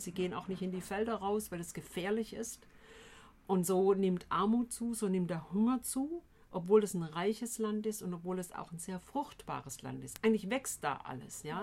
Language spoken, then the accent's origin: German; Tübingen, Baden-Württemberg, Germany; Ich komme ursprünglich hier aus Tübingen, bin hier mal in die Schule gegangen vor vielen Jahren